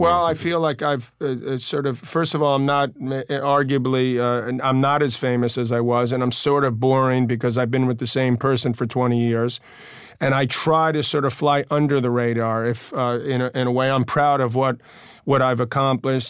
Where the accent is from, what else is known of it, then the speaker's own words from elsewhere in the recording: New York City, New York, United States; we're both from Queens